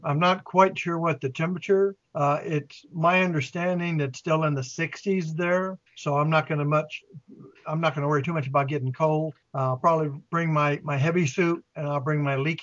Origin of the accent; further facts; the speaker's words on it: United States; I am from Carolina